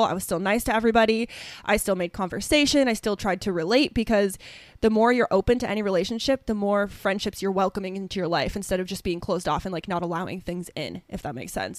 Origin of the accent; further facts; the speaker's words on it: northern Ohio, United States; a super, super small town in northern Ohio, s, like, literally directly two hours north of Columbus, Ohio